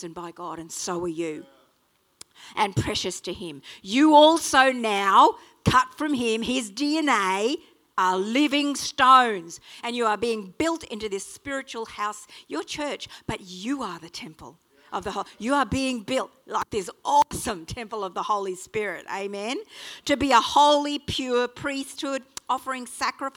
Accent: Australia; accent: Strine; sorry about my strine, but I am an Aussie

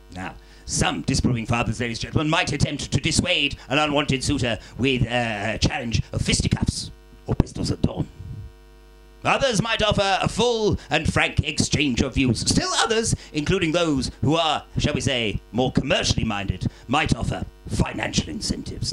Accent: Wilmslow, North West England, United Kingdom; moved away; I'm from uh, a town called Wilmslow, ladies and gentlemen, um, and um, it's kind of up north. It's kind of like North Cheshire, South Manchester kind of area

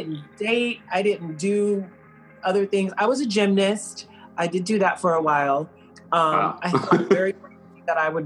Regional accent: the South, United States; moved away; I grew up in the South, primarily with my grandmother

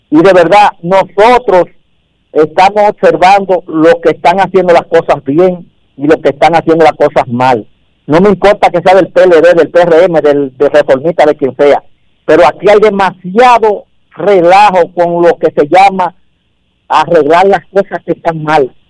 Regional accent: Dominican Republic; esto es que lo que nos afecta a los dominicanos nos afecta a todos.

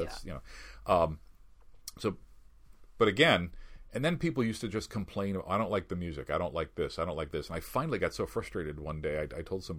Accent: Chicago, Illinois, United States; also born or lived in Grand Rapids, Michigan; now in West Michigan, United States; I'm not from here originally. I grew up in Chicago

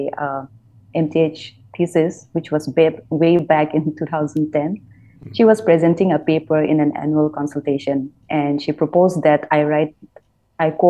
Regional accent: Nagaland, India; now in Bangalore, India; I was born in Nagaland, and like Chris has said, it's a small state.

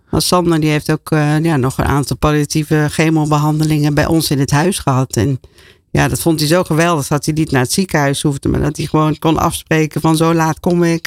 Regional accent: Roermond, Limburg, Netherlands; Ik ben opgegroeid in eh, Roermond, in Midden-Limburg, als jongste van een groot gezin.

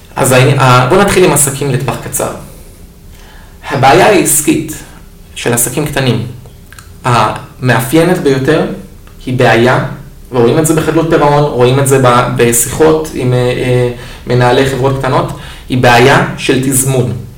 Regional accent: Israel; כמו כל אה, תושב ישראלי טוב, אני התגייסתי לצבא

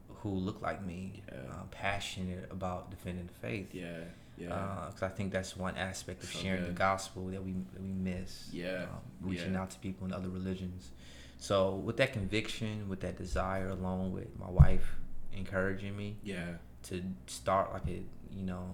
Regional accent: Chicago, Illinois, United States; in Chicago, in my hometown

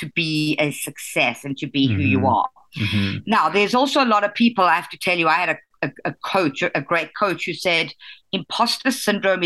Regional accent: South Africa; moved away as an adult; growing up in South Africa. I grew up in a very chauvinistic community and society

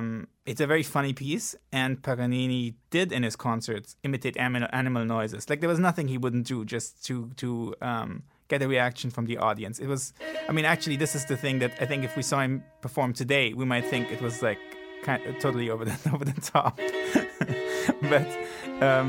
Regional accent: Italy; I grew up in Italy.

